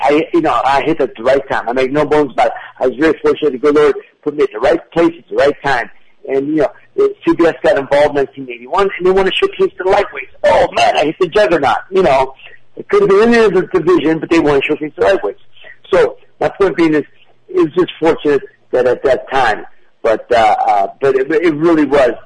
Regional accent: Youngstown, Ohio, United States; here in my hometown of Youngstown

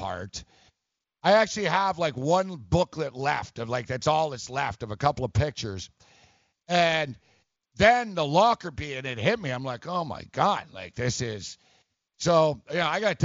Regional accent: Montreal, Quebec, Canada; moved away; I'm from Montreal, and I went to school

